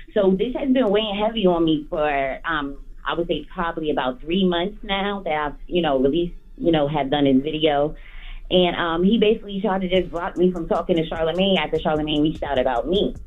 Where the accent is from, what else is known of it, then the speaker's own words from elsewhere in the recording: Elizabeth, New Jersey, United States; I'm an artist from Jersey. I'm from um, North and Elizabeth.